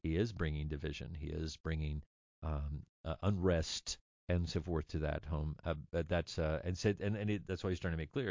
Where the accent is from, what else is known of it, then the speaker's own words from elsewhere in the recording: Orangebrook, United States; moved away as an adult; also born or lived in Bowling Green / Oregon; I grew up in Orangebrook